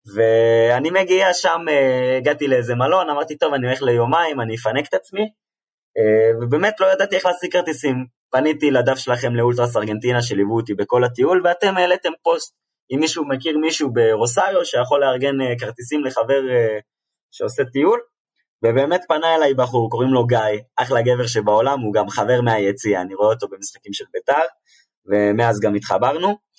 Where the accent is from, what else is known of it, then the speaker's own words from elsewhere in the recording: Israel; אני מישראל